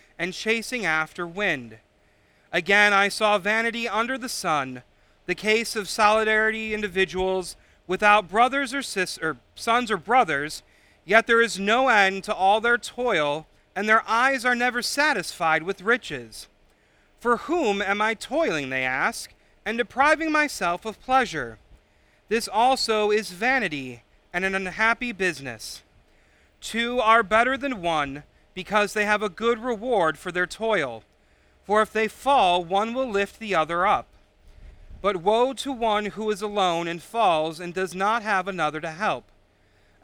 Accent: Illinois, United States; now in Michigan, United States; I am from Illinois

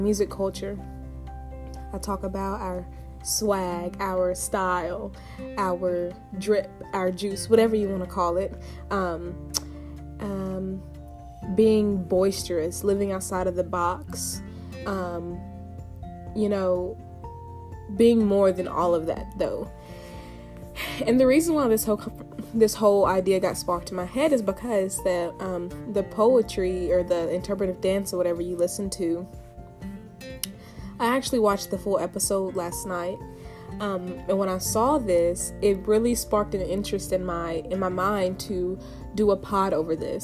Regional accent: Tennessee, United States; moved away; I'm from Tennessee, born and raised on my family farm

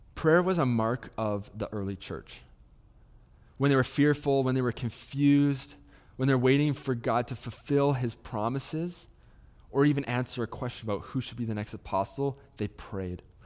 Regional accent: Salmon Arm, British Columbia, Canada; moved away as an adult; now in Kelowna, Canada; I grew up in Salmon Arm, about an hour's away from Kelowna

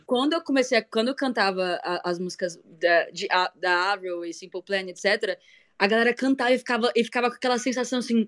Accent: Goiânia, Goiás, Brazil; eu sou de Goiânia

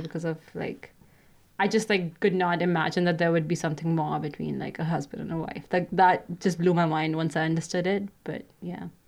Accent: India; moved away as an adult; now in Canada; I'm currently studying in Canada, but I grew up in India

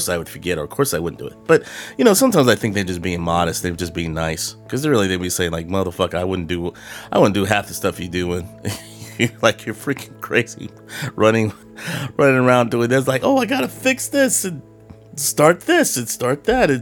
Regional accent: Carmichael, California, United States; moved away as an adult; now in Texas, United States; I'm from California. I'm from Carmichael, which is a small, a suburb of Sacramento

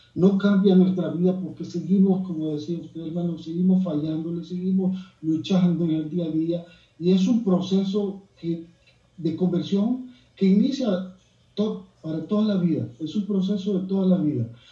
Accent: El Salvador; moved away as an adult; now in Frisco, United States; soy salvadoreño. Eh, vine aquí a Frisco, Texas, a Estados Unidos, hace cinco años

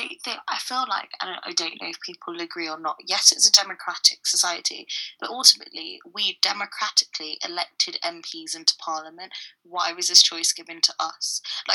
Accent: United Kingdom; I'd always say I'm British.

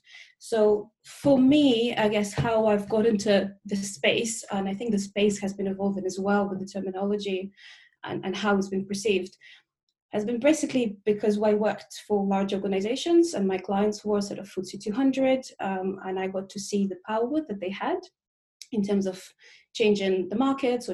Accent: Russia; now in London, United Kingdom; I'm originally from Russia, but I've lived in the UK more, I guess, longer than I was in Russia. So I now say I'm a Russian Londoner

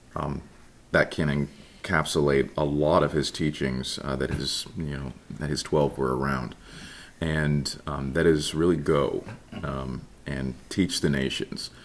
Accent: Ireland, Indiana, United States; also born or lived in Jasper, Indiana; I grew up in Jasper, Indiana, that okay. that area specifically Ireland, Indiana, okay. very very small town

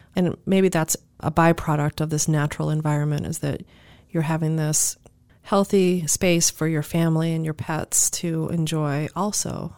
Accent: Cape Cod, Massachusetts, United States; growing up on Cape area

